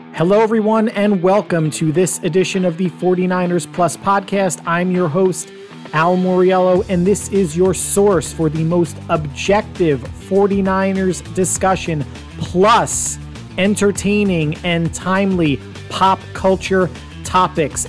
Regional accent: New Jersey, United States; also born or lived in Pennsylvania; Born and raised in New Jersey, went to college in Pennsylvania for four years.

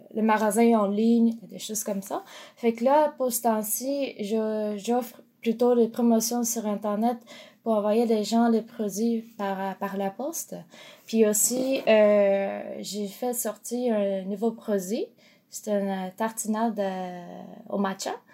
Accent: Japan; French is a second language; moved away as an adult; now in Montreal, Canada; quand je suis partie du Japon, j'avais 15 ans

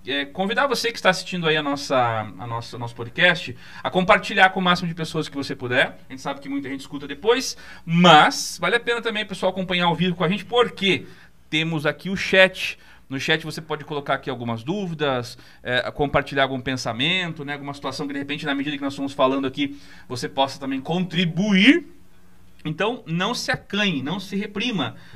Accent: Piedade, São Paulo, Brazil; Eu sou lá de Piedade, né? Do bairro dos Goldinhos

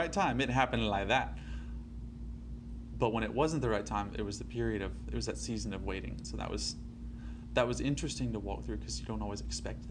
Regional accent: Alabama, United States; I grew up in Alabama all my life

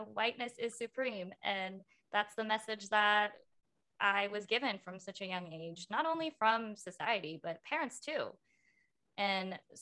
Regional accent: United States; growing up in America

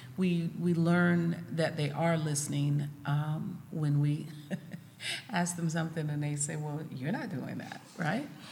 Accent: South Carolina, United States; moved away; I'm originally from South Carolina

